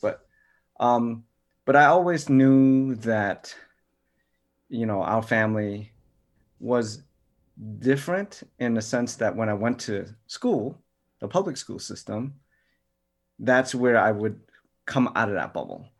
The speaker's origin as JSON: {"language": "English", "town": "New York City", "region": "New York", "country": "United States", "tie": "born or raised there", "said": "I grew up in New York City, Chinatown"}